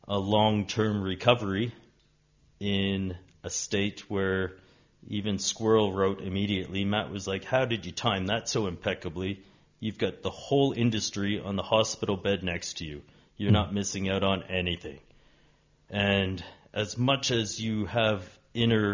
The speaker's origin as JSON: {"language": "English", "country": "Canada", "tie": "born or raised there", "moved": "yes", "said": "I'm Canadian by birth and a nomad on this earth"}